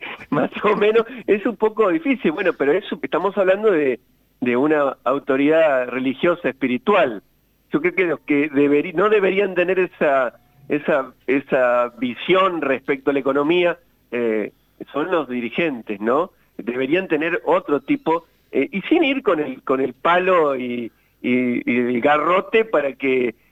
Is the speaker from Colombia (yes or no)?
no; Argentina